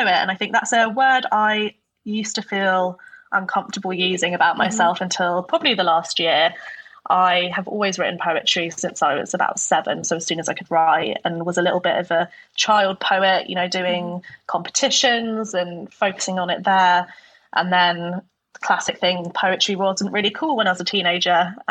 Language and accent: English; Norfolk, East of England, United Kingdom; moved away as an adult; also born or lived in Homerton, London / Newcastle; now in London, United Kingdom; But I grew up in Norfolk predominantly and had my own childhood there.